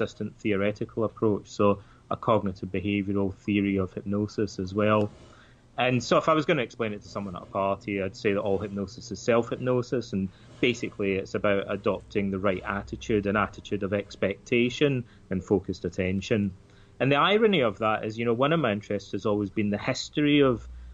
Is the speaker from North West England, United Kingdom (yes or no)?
no; Scotland, United Kingdom; Like a lot of the kids in my hometown, our fathers all seem to be Freemasons. It's a kind of traditional thing in that part of Scotland.